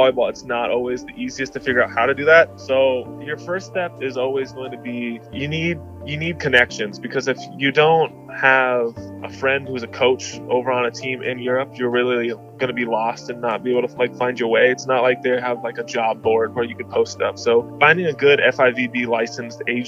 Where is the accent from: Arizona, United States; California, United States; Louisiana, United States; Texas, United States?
Arizona, United States; Grand Canyon University in my home state of Arizona